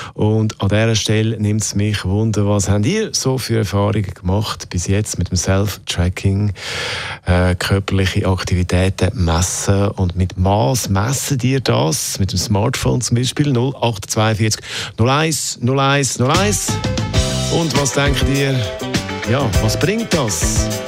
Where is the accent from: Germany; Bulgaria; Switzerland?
Switzerland; wir da bei uns in der Schweiz